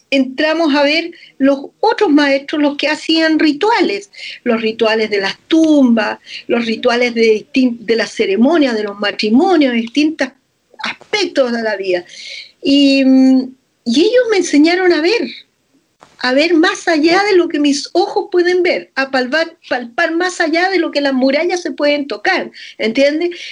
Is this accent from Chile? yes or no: yes; Chile; como una chilena te puede decir las cosas que un maestro de Feng Shui ha estado estudiando por años.